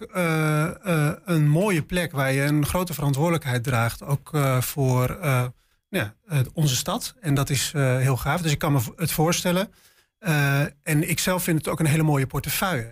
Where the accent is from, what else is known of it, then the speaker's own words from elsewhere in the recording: Spakenburg, Utrecht, Netherlands; moved away as an adult; also born or lived in Leiden / Delft; now in Enschede, Netherlands; Ik kom zelf uit Spakenburg